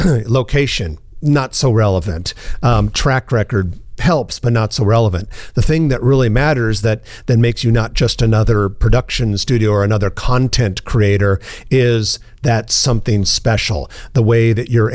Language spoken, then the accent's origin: English; Omaha, Nebraska, United States; Omaha's my hometown.